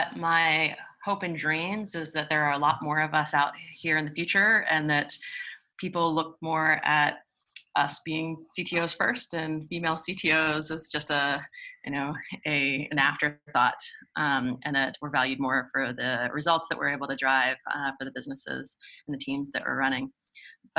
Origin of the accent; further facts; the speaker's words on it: Pittsburgh, Pennsylvania, United States; I grew up in Pittsburgh